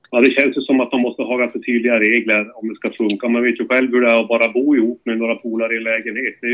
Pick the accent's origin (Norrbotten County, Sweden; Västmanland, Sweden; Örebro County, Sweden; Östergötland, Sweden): Norrbotten County, Sweden; Luleå; now in Sundsvall, Sweden; Luleå från början, men nu bor jag i sydligare trakterna i Sundsvall.